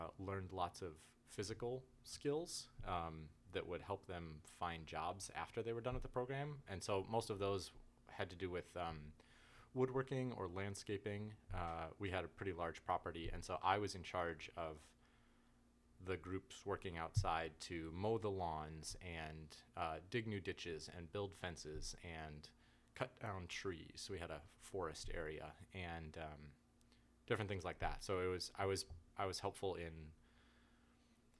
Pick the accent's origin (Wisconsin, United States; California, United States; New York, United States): Wisconsin, United States; Oshkosh; also born or lived in Appleton, Wisconsin / Eau Claire, Wisconsin; now in Kansas, United States; I hail from Wisconsin. I grew up mostly in Oshkosh and Appleton